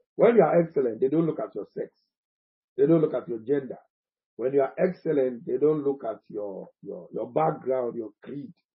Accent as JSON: {"language": "English", "country": "Ghana", "said": "I am a Ghanaian."}